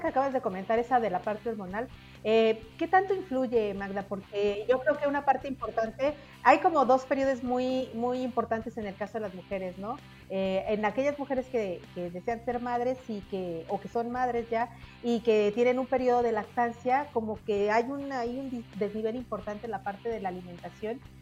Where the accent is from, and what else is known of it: Mexico